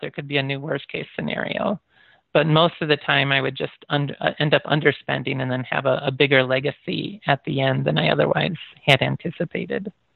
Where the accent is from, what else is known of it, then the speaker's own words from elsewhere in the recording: United States; also born or lived in Michigan / Iowa / Japan; I grew up in Michigan and Iowa